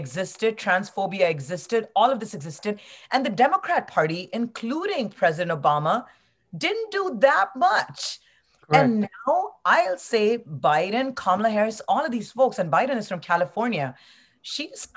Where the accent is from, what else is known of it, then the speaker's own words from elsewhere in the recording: India; moved away; my home country is India